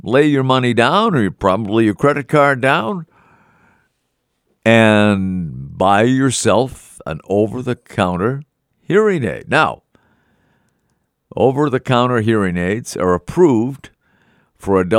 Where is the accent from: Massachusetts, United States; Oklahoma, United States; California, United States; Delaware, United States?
Massachusetts, United States; Melrose; Melrose, Massachusetts, my hometown